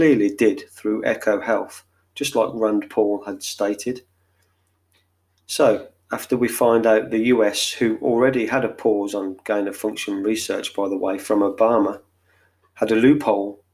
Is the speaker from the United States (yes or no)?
no; England, United Kingdom; I'm English